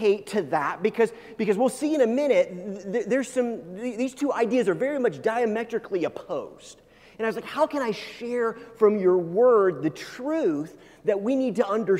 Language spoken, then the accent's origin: English; United States; I grew up not in Kansas, but very close to Kansas